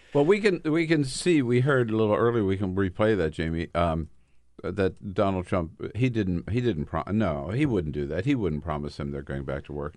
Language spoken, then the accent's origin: English; California, United States; I'm from California